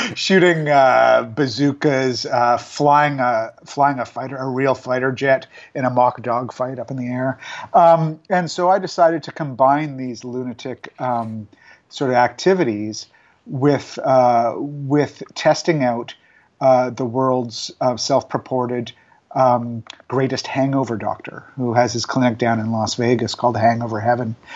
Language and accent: English; Vancouver, British Columbia, Canada; moved away; my hometown of Vancouver